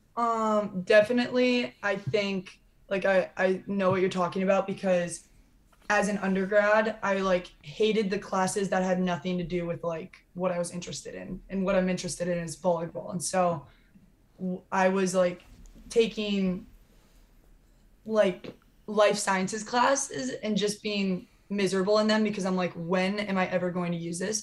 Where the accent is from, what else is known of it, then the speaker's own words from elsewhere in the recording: Iowa, United States; moved away as an adult; also born or lived in Los Angeles, California; growing up in Iowa